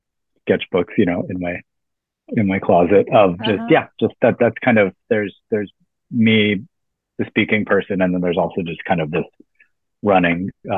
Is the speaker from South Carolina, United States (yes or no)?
no; Tucson, Arizona, United States; now in Brooklyn, United States; I'm originally from Tucson, Arizona in the Southwest, about 45 minutes from the Mexico border